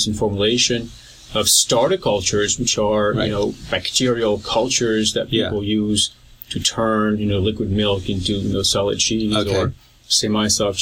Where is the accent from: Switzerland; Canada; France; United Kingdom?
France; moved away as an adult; also born or lived in Paris; now in North Carolina, United States; So I used to be French, you know, born and raised in France a while ago